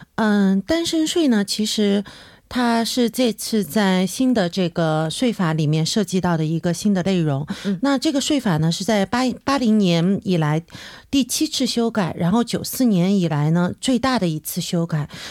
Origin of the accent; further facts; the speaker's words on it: China; also born or lived in South Korea; 作为一个中国人，那中国也，我也在中国也在交税